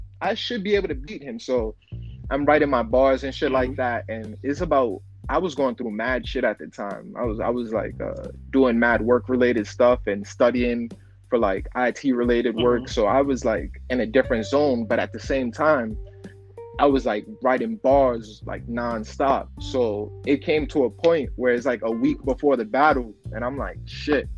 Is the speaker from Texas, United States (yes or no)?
no; New York, United States; I'm from New York.